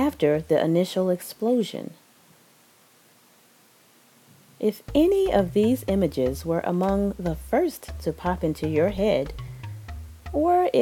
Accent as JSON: {"language": "English", "region": "East Coast", "country": "United States", "accent": "East Coast", "said": "my East Coast accent"}